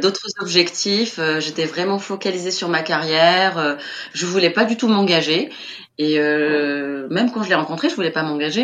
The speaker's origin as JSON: {"language": "French", "town": "Tunis", "region": "Tunis Governorate", "country": "Tunisia", "tie": "born or raised there", "moved": "as an adult", "lives_now": "Kigali, Rwanda", "said": "je suis née à Tunis, donc la capitale, et j'ai toujours vécu à Tunis"}